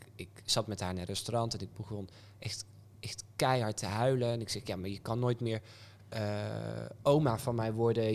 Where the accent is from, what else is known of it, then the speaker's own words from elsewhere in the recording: Apeldoorn, Gelderland, Netherlands; also born or lived in Amsterdam / Brabant; now in North Brabant, Netherlands; ik kwam uit Apeldoorn